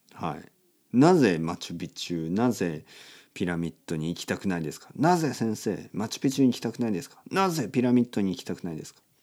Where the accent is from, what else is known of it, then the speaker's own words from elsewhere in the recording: Kyushu, Oita, Japan; moved away; 九州の大分県ですか僕の実家